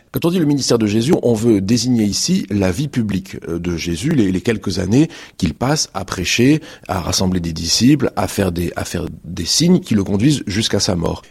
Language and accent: French; Marseille, Provence-Alpes-Côte d'Azur, France; Je suis marseillais